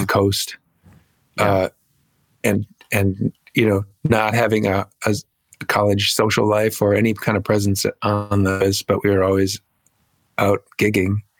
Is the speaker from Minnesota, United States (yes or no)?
yes; Minneapolis, Minnesota, United States; moved away as an adult; now in Los Angeles, United States; I'm from Minneapolis. I grew up in Minneapolis.